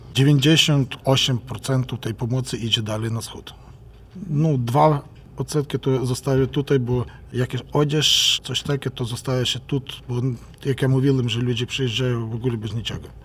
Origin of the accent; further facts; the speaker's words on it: Ukraine; u nas w Ukrainie